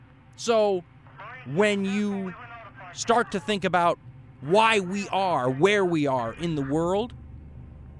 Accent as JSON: {"language": "English", "country": "United States"}